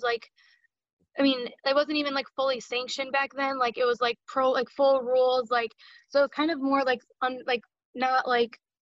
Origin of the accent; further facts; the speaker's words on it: Toledo, Ohio, United States; I'm from Toledo, Ohio